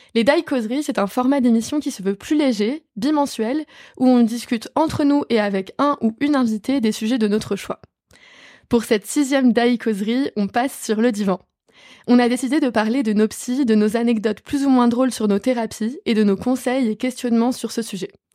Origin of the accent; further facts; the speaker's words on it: western Paris area, Île-de-France, France; je viens de l'Ouest parisien